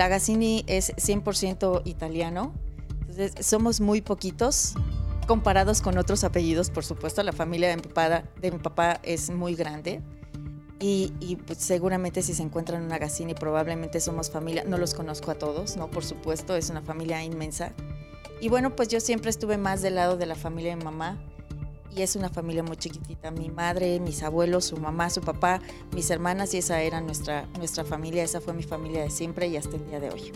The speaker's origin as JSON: {"language": "Spanish", "region": "Mexico City", "country": "Mexico", "tie": "born or raised there", "also_born_or_lived": "Veracruz", "said": "Pues siempre digo que soy de la Ciudad de México porque realmente crecí aquí, al año y medio llegué, entonces pues aquí soy del DF"}